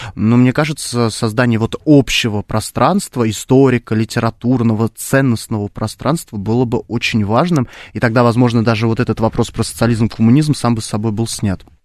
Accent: Khimki, Moscow Oblast, Russia; я обычный парень из Химок

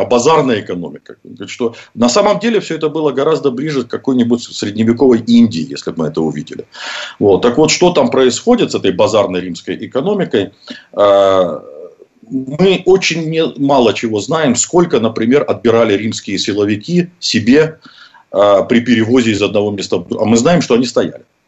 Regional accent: Russia; я родился в России

